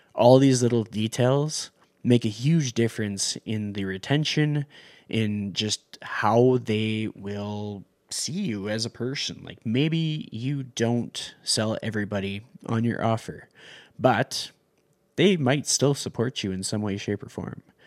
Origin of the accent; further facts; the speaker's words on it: Canada; I'm from Canada